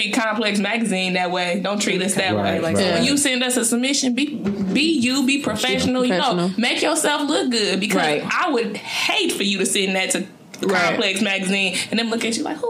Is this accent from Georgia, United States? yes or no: no; Milwaukee, Wisconsin, United States; We grew up in Milwaukee